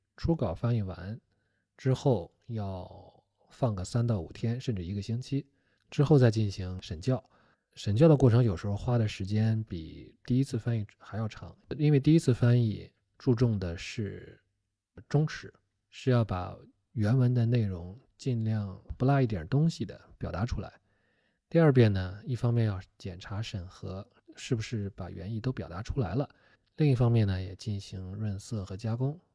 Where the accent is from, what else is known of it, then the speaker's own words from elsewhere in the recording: Shandong, China; 我是山东人